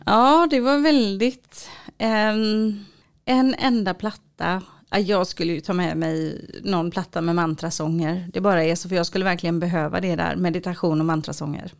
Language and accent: Swedish; Sweden; also born or lived in Israel; jag är svensk. Jag insåg verkligen att jag är jättesvensk